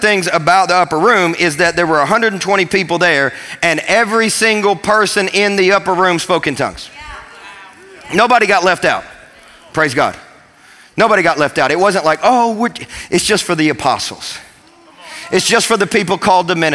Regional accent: Kentucky, United States; now in Tennessee, United States; I grew up in Kentucky

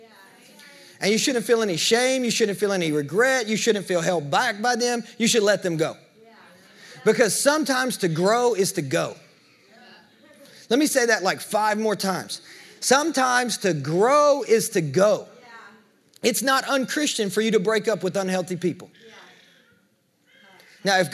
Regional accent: the South, United States; we're from the South

